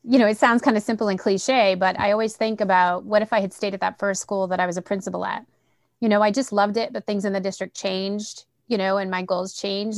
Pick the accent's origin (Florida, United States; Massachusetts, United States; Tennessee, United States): Massachusetts, United States; Central; accent: Boston; I'm from Central Mass. Like, I'm, you know, I'm far removed from Boston, but every once in a while that Boston accent pops